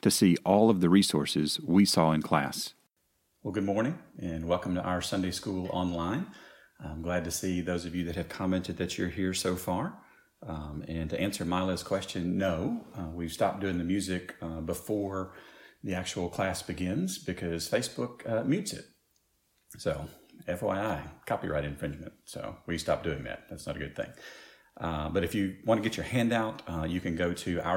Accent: Shelbyville, United States; I grew up in Shelbyville, not Shelbyville

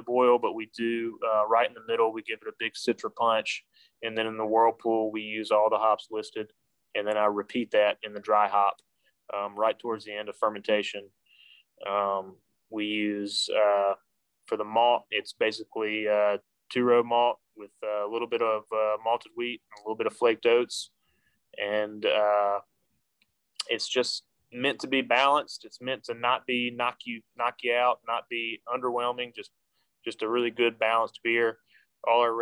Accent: Mississippi, United States; now in West Virginia, United States; the Tallahatchie River, runs through my hometown back in Mississippi

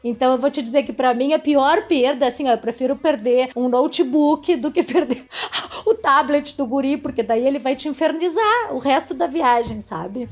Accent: Jaguarão, Rio Grande do Sul, Brazil; Eu sou de Jaguarão, uhum. né? Aqui no, no, Rio Grande do Sul, na fronteira com o Uruguai

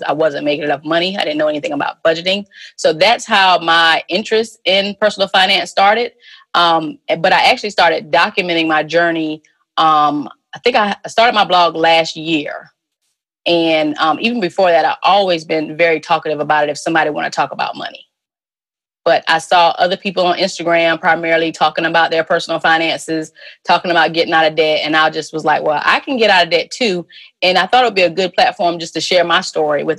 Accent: South Carolina, United States; moved away as an adult; also born or lived in Richmond, Virginia / Little Rock, Arkansas; I'm from South Carolina

